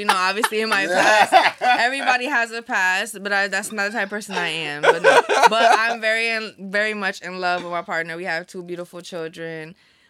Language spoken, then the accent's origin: English; Puerto Rico; moved away; Growing up in Puerto Rico, my mom and my grandma were vegetarian.